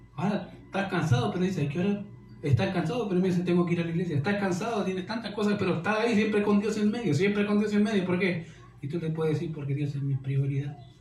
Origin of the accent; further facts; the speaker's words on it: Chile; como chilenos y como cultura, de iglesia, somos tan, tan poco entendidos o tan buenos para excusarnos